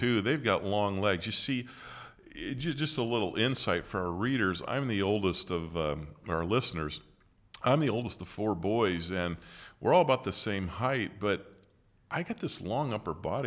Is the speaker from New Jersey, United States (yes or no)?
no; West Branch, Michigan, United States; I was born in West Branch